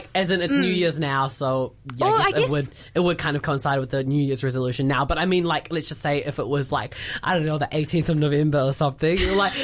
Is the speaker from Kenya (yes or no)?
no; New Zealand; accent: white male New Zealander; I'm from New Zealand